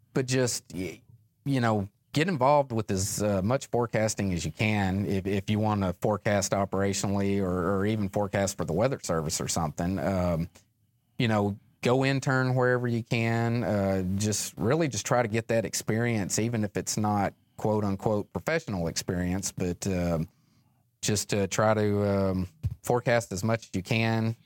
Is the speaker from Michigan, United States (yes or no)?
no; West Memphis, Arkansas, United States; I grew up just outside of West Memphis, Arkansas